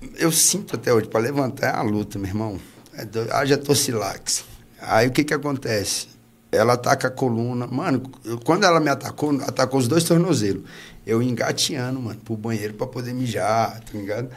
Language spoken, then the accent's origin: Portuguese; Gama, Federal District, Brazil; Nasci aqui. Nasci no Gama